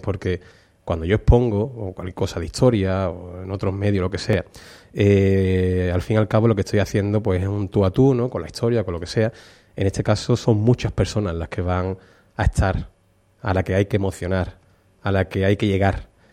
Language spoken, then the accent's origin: Spanish; Utrera, Andalusia, Spain; como utrerano, como cofrade, a lo que me dedico y para poder poner en valor la, Semana Santa de mi pueblo